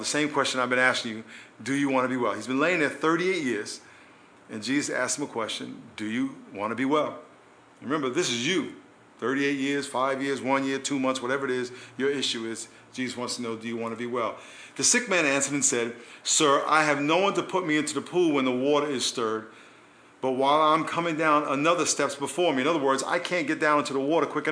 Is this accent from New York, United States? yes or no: yes; New York, United States; When I was a kid growing up in New York